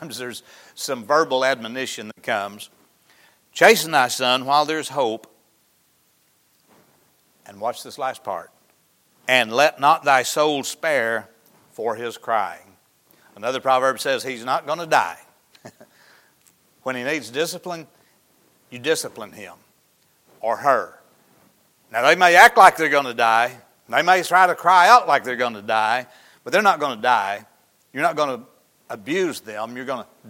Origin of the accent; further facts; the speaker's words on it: Mount Pleasant, Arkansas, United States; I grew up in Izzard County. Graduated from the high school there in Mount Pleasant.